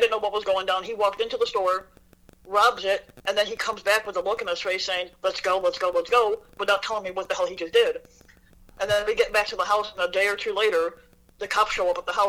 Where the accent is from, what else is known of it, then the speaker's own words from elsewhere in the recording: Chicago, Illinois, United States; moved away as an adult; now in Indiana, United States; I grew up in Chicago, but then I moved to Indiana about 11 years ago after getting out of prison.